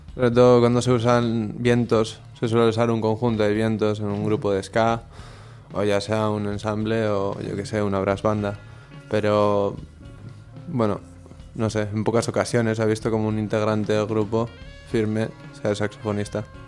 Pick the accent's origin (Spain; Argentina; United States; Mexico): Spain; Bilbao, Basque Country; prácticamente todos somos de Bilbao